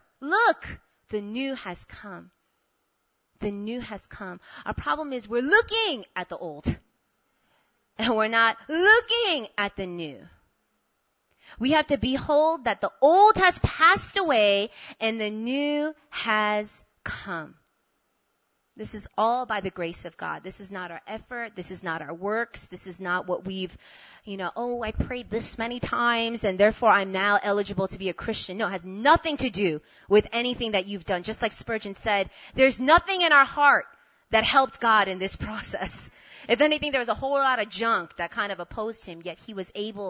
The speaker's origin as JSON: {"language": "English", "region": "New York", "country": "United States", "also_born_or_lived": "Korea", "moved": "as an adult", "lives_now": "South Korea", "said": "I'm from New York, so my whole life I didn't want to go anywhere except stay in New York"}